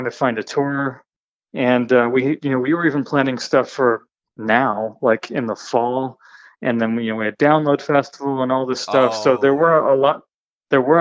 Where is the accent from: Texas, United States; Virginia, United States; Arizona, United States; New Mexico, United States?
Texas, United States; moved away as an adult; now in Utah, United States; I grew up in Texas